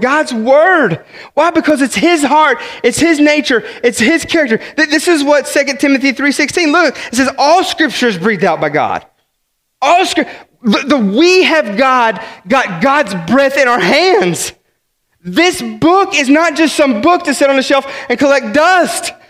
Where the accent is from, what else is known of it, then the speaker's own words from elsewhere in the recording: West Virginia, United States; I'm some hick from West Virginia